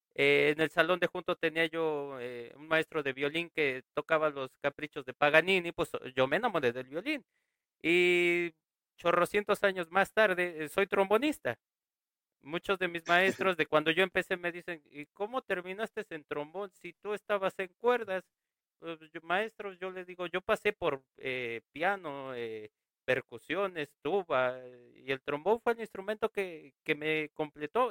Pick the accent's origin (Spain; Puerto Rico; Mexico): Mexico; aquí en México y en mi pueblo